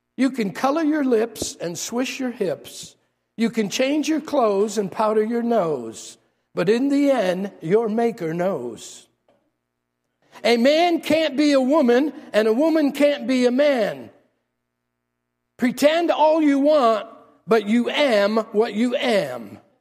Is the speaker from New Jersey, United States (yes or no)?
no; New York City, New York, United States; moved away; I'm from New York.